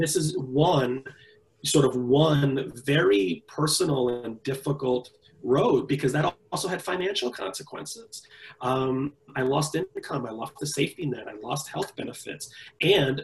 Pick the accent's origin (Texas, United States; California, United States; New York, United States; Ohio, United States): New York, United States; New York City; I was born and raised in the Bronx, New York